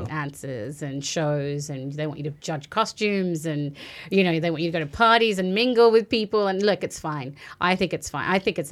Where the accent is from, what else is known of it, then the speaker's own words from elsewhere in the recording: Australia; also born or lived in Fiji; now in United States; Now, I was born in the Fiji Islands, raised in Australia.